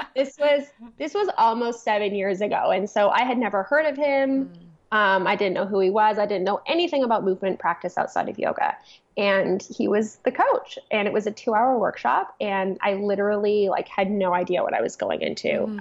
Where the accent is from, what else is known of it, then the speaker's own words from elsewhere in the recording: Toronto, Ontario, Canada; I grew up in Toronto